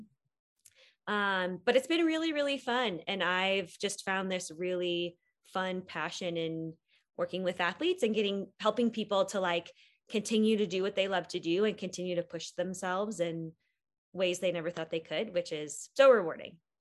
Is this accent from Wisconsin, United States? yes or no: yes; Wisconsin, United States; moved away as an adult; now in Boulder, United States; I grew up in Wisconsin and went to school in Wisconsin, but moved to Colorado after I graduated from PT school